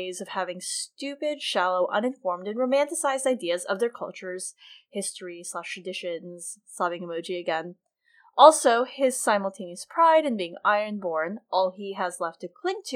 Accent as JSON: {"language": "English", "country": "United States", "said": "I'm Filipina American"}